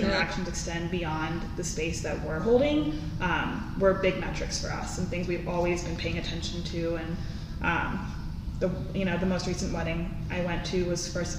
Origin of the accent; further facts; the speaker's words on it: East Coast, United States; now in Tucson, United States; I'm originally from the East Coast, and I stayed in Tucson